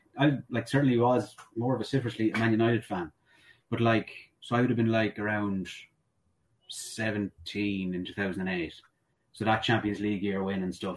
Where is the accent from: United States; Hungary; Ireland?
Ireland; Sligo, Connacht; I'm from Sligo